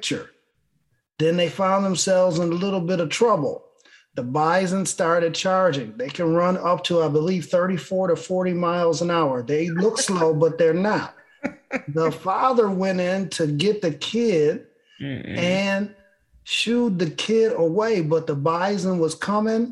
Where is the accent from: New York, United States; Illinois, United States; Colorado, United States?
New York, United States; Buffalo; my hometown Buffalo